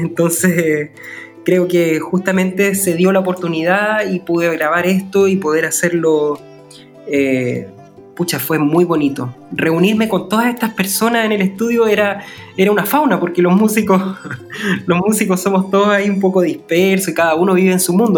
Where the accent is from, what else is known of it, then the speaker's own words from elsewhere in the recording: Chile; como persona chilena